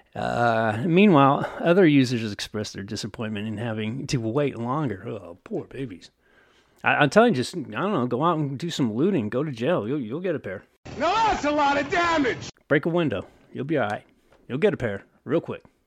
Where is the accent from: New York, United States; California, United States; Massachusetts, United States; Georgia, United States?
California, United States; Oakland; my hometown right here. Oakland